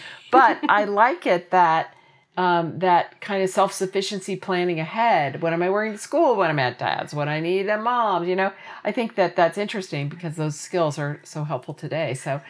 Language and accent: English; Indianapolis, Indiana, United States; growing up in Indianapolis, Indiana